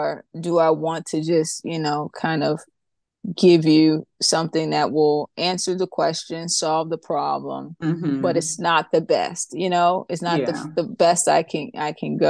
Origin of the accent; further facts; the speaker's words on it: New York, United States; I grew up in New York